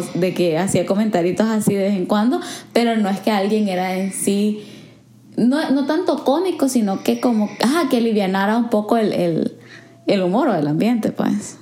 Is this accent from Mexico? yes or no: no; El Salvador; first language Spanish; moved away; habiendo crecido en El Salvador, como que, por ejemplo, yo crecí en una sociedad sumamente homogénea